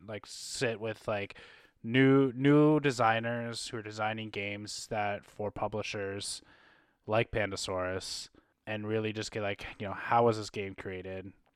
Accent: Canada; being Canadian content creators

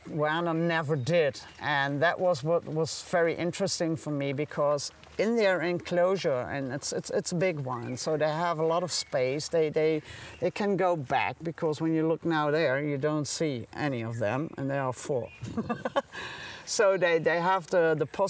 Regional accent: Netherlands; now in Germany; So I'm officially not German. So I'm from the Netherlands. I'm born in Germany, but as a baby went to the Netherlands

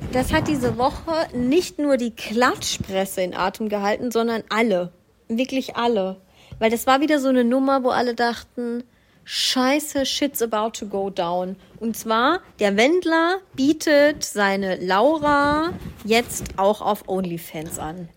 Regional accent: Swabia, Germany; ich bin ja Schwabe

